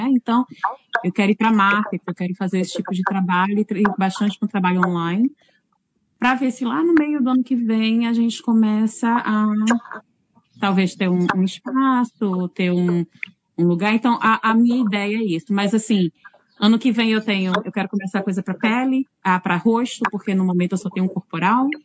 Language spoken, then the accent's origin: Portuguese; Northeast Region, Brazil; now in New Zealand; Eu saí do Nordeste, calor, sempre úmido, né?